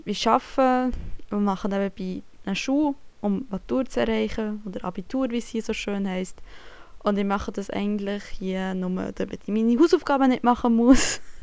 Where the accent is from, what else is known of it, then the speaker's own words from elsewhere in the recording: Bern, Switzerland; accent: Bernese German; moved away as an adult; now in Germany; Ich komme aus der Schweiz, aus dem Kanton Bern.